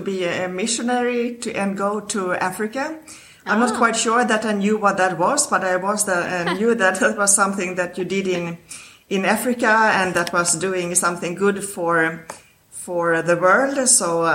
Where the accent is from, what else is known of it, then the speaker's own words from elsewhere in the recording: Stockholm, Stockholm County, Sweden; I was born in Sweden, in Stockholm